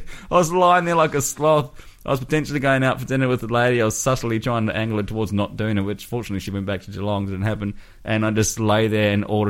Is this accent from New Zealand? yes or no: yes; New Zealand; I'm New Zealand.